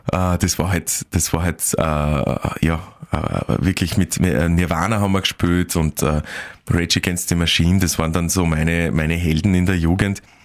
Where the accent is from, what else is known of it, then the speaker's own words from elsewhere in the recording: Admont, Styria, Austria; moved away as an adult; also born or lived in Graz; now in Vienna, Austria; ich bin dort geboren, ich lebe dort sehr, also ich habe dort gelebt, bis ich 18 war